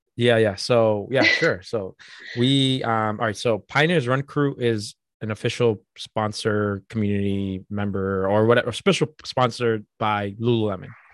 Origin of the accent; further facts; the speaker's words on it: Boston, Massachusetts, United States; born and raised in Boston and Dorchester